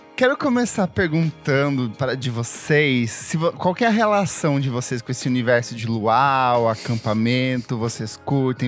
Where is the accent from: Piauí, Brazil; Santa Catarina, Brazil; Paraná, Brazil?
Paraná, Brazil; Itaipulândia; moved away; also born or lived in São Paulo; eu cresci em Taipulândia